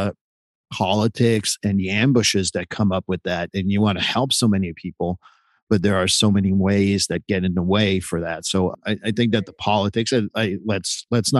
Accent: United States; I am a white male in the United States and I'm an American

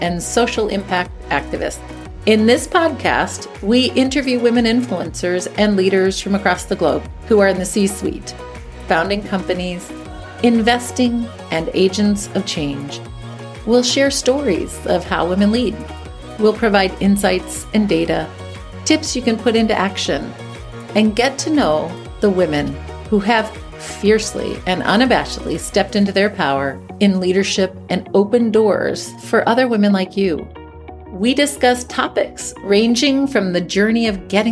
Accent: Midwest, United States; I grew up in the Midwest

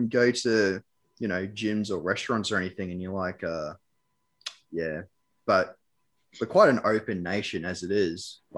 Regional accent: Australia

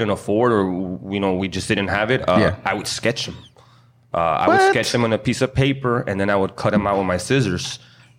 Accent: Mission, Texas, United States; also born or lived in Brownsville, Texas; I'm a Valley native, you know, I was born in Bronzeville. I've been living most of my life in Mission

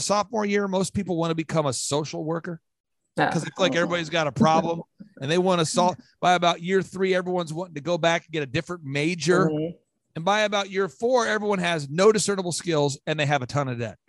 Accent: Minnesota, United States; I grew up poor. I'm from Minnesota.

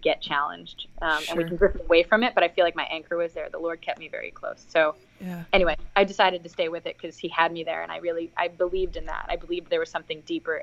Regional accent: New York, United States; moved away as an adult; I'm from New York.

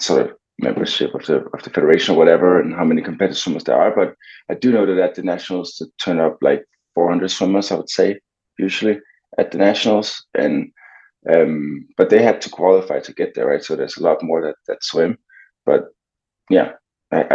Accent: Copenhagen, Capital Region of Denmark, Denmark; moved away as an adult; I'm actually from Copenhagen, but I have lived abroad for years in the past because of swimming

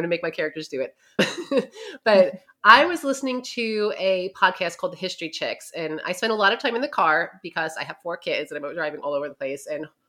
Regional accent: New York, United States; now in Ohio, United States; And I live in Southern Ohio, but I am from New York. So when people say, where are you from? I say New York because you can't take it out of me.

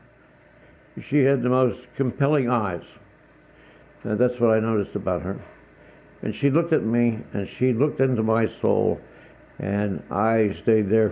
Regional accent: Mount Lebanon, Pennsylvania, United States; I'd spent my life growing up in Mount Lebanon in the suburbs

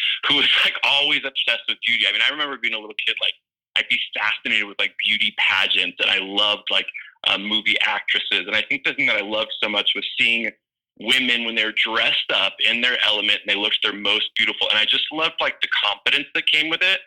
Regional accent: Los Angeles, California, United States; moved away as an adult; now in Nashville, United States; I'm like a total Southern California boy my whole life. I grew up there

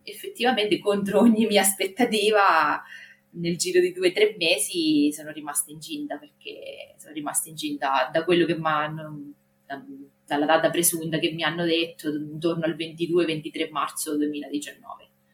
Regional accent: Marche, Italy; accent: Marche; vivo nelle Marche, ma penso che si senta dal mio accento

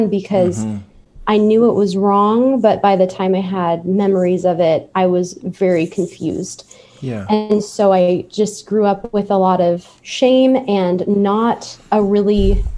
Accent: San Diego, California, United States; I was born in San Diego

